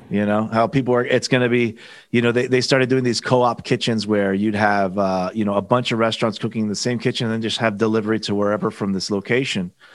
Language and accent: English; Miami, Florida, United States; I'm from Miami